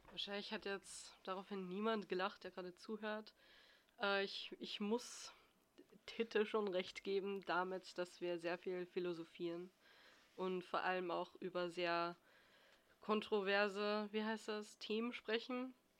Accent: Austria; ich bin aus Österreich

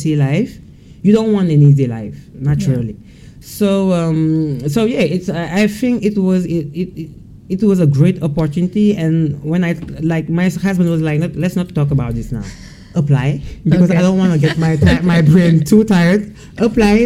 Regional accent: Senegal; moved away as an adult; now in France; I was born and raised in Senegal.

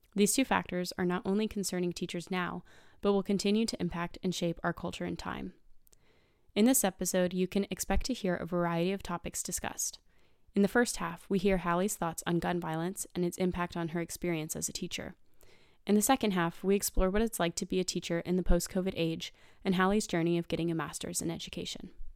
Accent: Nashville, Tennessee, United States; my hometown of Nashville, Tennessee

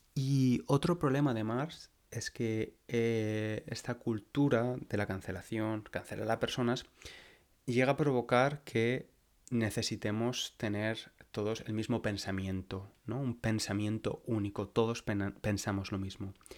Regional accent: Valencia, Valencian Community, Spain; moved away as an adult; now in London, United Kingdom; Valencia, a mi ciudad natal, a la ciudad donde nací y crecí

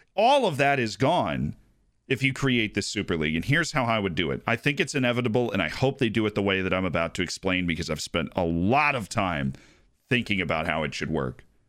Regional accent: United States; I'm American

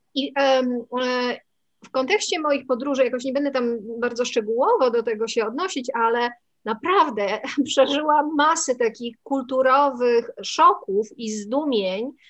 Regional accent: Poland; urodziłam się w Polsce

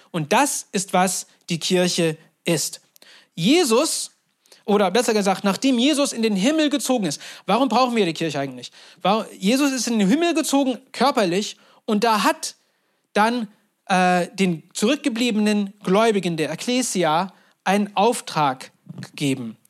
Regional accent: Turkey; moved away; Ich bin in der Türkei groß geworden

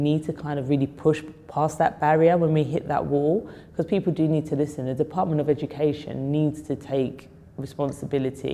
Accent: London, United Kingdom; I love London. I was born in Islington. I used to go up central London all the time

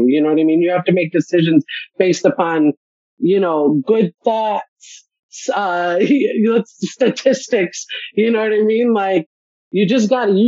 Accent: Chicago, Illinois, United States; moved away; I'm from Chicago

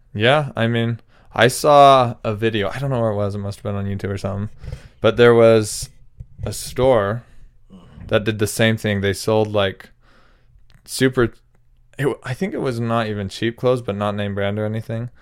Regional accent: Utah, United States; we're from Utah

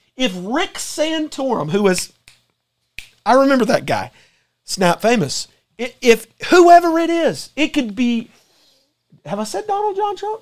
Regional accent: United States

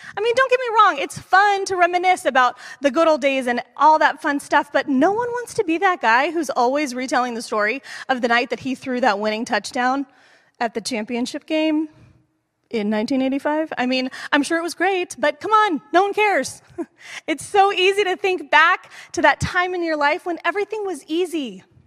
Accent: East Bay, California, United States; moved away as an adult; now in San Jose, United States; Growing up in the East Bay

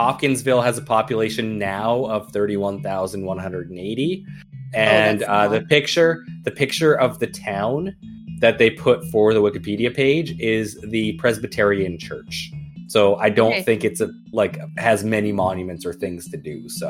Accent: Canada; as a Canadian

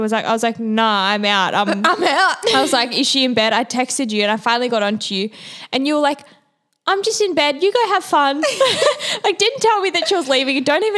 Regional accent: Manly, New South Wales, Australia; I'm from Manly

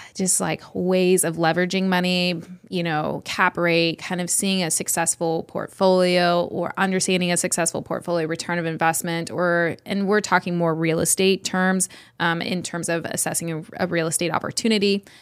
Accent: Redding, California, United States; We are from Redding, California

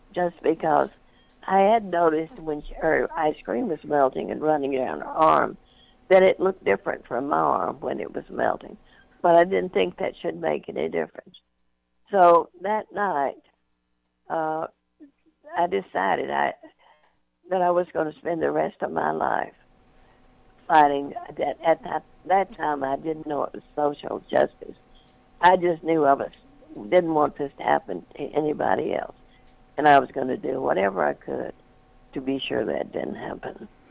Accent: North Louisiana, United States; I grew up in North Louisiana uh, during uh, the Depression

